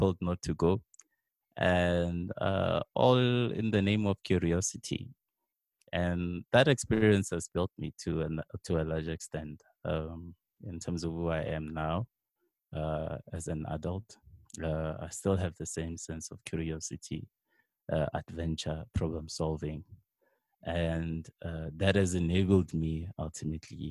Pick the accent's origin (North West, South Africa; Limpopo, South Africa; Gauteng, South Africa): Limpopo, South Africa; Bela-Bela; moved away as an adult; now in Johannesburg, South Africa; I grew up in a small town called Bela Bela in Limpopo